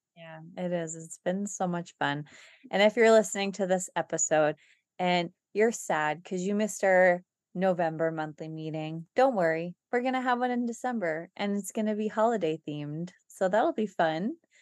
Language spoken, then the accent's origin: English; United States; we're American